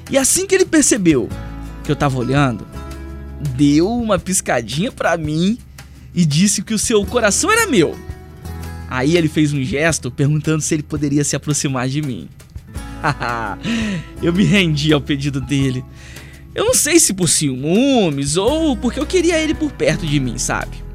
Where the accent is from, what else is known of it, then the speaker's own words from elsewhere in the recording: Vitória, Espírito Santo, Brazil; now in Cachoeiro de Itapemirim, Brazil; Eu sou de Vitória, capital, mas atualmente eu tô morando em Cachoeiro de Itapemirim.